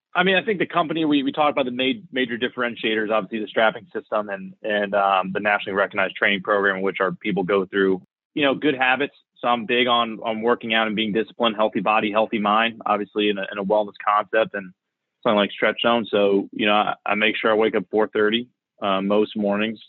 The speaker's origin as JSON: {"language": "English", "region": "Florida", "country": "United States", "tie": "born or raised there", "said": "I'm actually born and raised in Florida."}